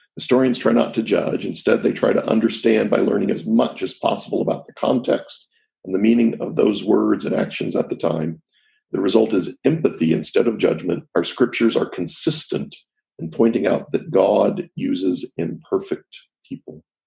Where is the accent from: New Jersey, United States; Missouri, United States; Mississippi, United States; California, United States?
Missouri, United States; Jackson County; I was raised in Jackson County, Missouri